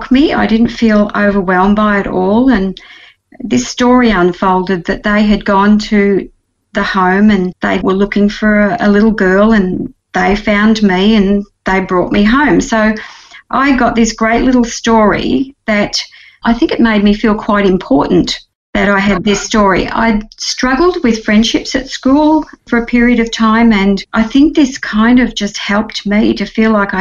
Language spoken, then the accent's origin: English; Gagari, country Victoria, Australia; now in Melbourne, Australia; I was 7 days old when I was taken home by my adoptive parents to a little town called Gagari in the country of Victoria